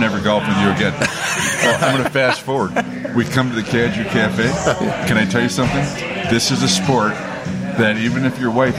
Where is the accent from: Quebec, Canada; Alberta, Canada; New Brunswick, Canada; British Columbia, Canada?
British Columbia, Canada; moved away; I grew up in British Columbia.